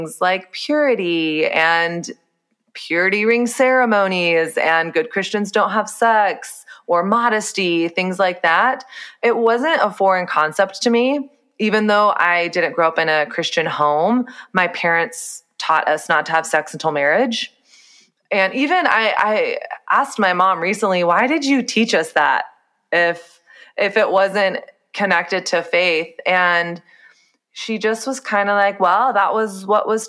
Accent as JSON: {"language": "English", "region": "Texas", "country": "United States", "tie": "born or raised there", "said": "So I grew up in the South. I grew up in Texas"}